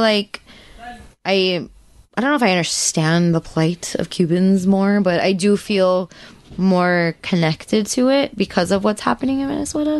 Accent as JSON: {"language": "English", "country": "United States", "said": "we're from the United States"}